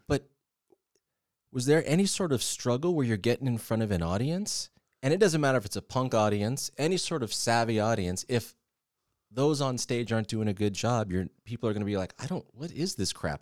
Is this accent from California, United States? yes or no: yes; Southern California, United States; I'm from Southern California, went to public school